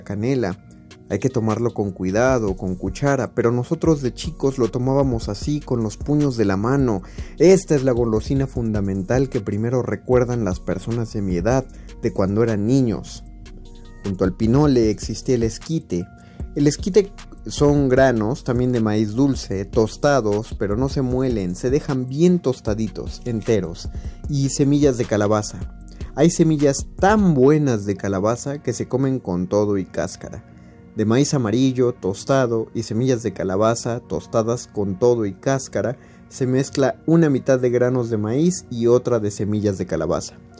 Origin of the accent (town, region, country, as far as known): Zapotlán el Grande, Jalisco, Mexico; born or raised there